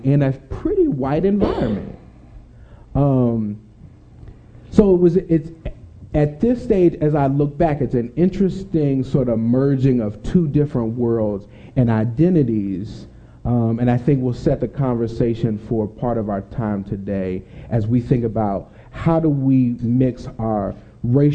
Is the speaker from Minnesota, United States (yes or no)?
no; Delaware, Ohio, United States; I grew up in Delaware